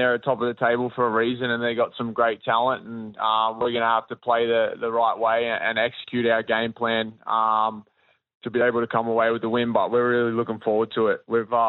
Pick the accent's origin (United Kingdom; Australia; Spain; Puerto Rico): Australia; Warrnambool, Victoria; But then also a lot of people that I grew up around in Warrnambool and Victoria